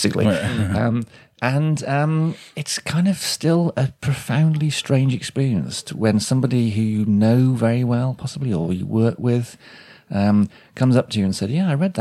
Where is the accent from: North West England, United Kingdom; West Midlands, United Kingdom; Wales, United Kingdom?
West Midlands, United Kingdom; Shrewsbury; moved away as an adult; also born or lived in South West England / South East England / London; it is my hometown, even though I haven't, you know, I lived away for a lot in the southwest and the southeast